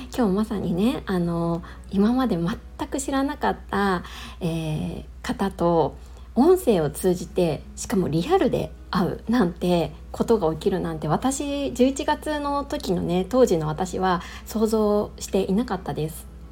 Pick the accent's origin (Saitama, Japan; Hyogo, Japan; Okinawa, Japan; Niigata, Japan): Niigata, Japan; moved away; also born or lived in Chiba; 私の実家は新潟なので